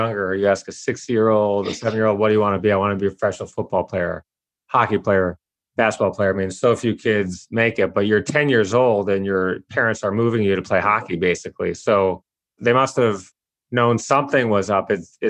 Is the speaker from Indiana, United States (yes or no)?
no; Detroit, Michigan, United States; I grew up in Detroit.